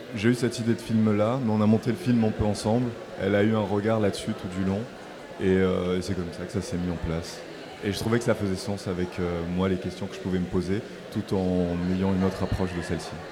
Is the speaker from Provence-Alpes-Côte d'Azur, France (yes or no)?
yes; Marseille, Provence-Alpes-Côte d'Azur, France; initialement, je viens de Marseille. Et donc, moi, je viens des quartiers nord de Marseille